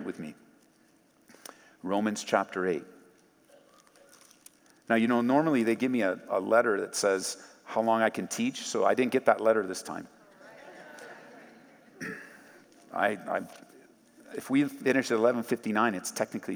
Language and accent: English; Southern California, United States; moved away as an adult; I grew up in Southern California.